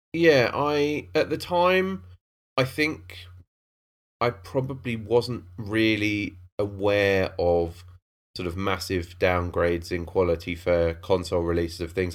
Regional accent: Cambridge, East of England, United Kingdom; I grew up in Cambridge

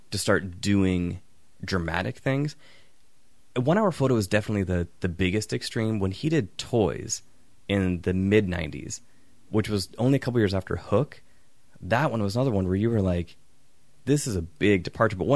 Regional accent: England, United Kingdom; I'm English.

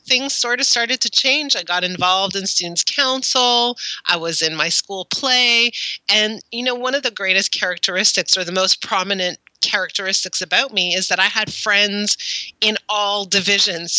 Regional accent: Montreal, Quebec, Canada; moved away as an adult; also born or lived in Ottawa; so I grew up in Montreal, and in Montreal, you start high school in grade seven

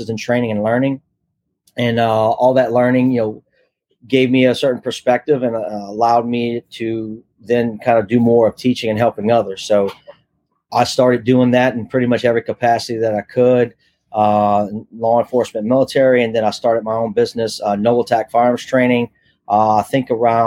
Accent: South Louisiana, United States; moved away as an adult; I'm from South Louisiana, so I kind of always grew up in that more rural kind

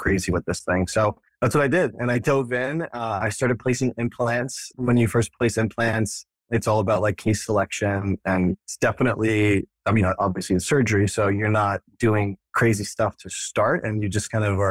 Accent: Florida, United States; moved away as an adult; also born or lived in New York / Connecticut; now in Austin, United States; I grew up in Florida and went to dental school up at NYU

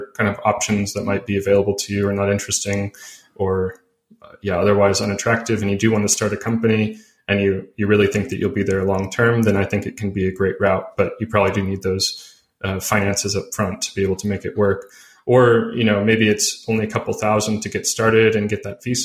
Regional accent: United States; moved away as an adult; also born or lived in California; I'm from the US because I really, you know, I've lived abroad since 2014

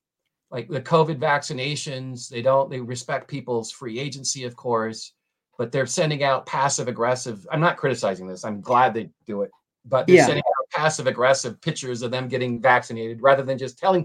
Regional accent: Maine, United States; now in Colorado, United States; I grew up in Maine, and you know, in my ward, we may have had maybe one Skousen person, right?

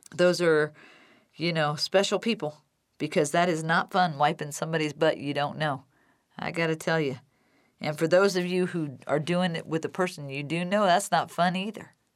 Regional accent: Decatur, Illinois, United States; my hometown, Decatur, Illinois, and Macon County

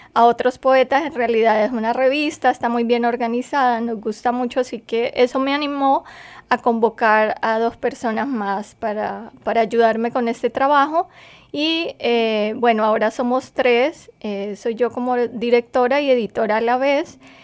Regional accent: Colombia; moved away as an adult; now in United States; yo soy escritora colombiana

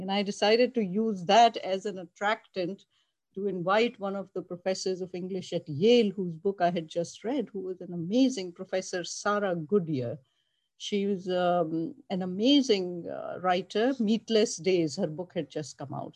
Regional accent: Pakistan; moved away as an adult; also born or lived in Buffalo, New York, United States; I came from Pakistan. I arrived in Buffalo, New York

